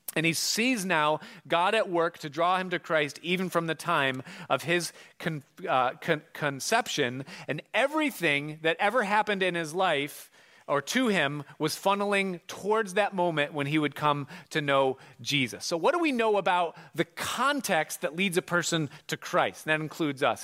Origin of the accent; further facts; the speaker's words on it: Hilton, New York, United States; he takes the job and they move to Hilton, which is my hometown